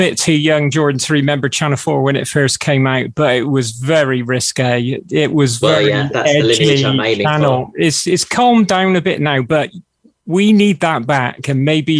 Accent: Bristol, South West England, United Kingdom; accent: Bristolian; I got a Bristolian accent. We put extra letters in, as you're probably aware, extra R's and extra L's on the end of words.

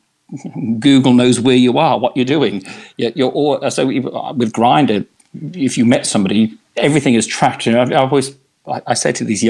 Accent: Australia; moved away as an adult; now in London, United Kingdom; I was originally from Australia and I worked in theatre there

